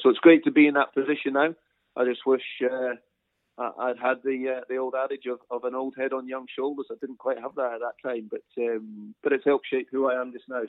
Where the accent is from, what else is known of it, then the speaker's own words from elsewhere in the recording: Brisbane, Queensland, Australia; moved away as an adult; also born or lived in Scotland; now in United Kingdom; we emigrated to Brisbane, uh, what, something like 18 years previous to that. Uh, spent you know, the vast majority of my childhood in Queensland